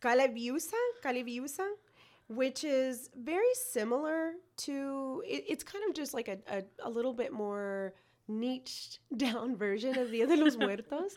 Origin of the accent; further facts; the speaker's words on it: United States; I am not from El Salvador. I was born here.